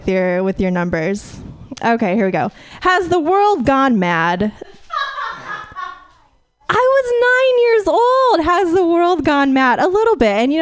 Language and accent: English; Fresno, California, United States; moved away; I'm from the Central Valley originally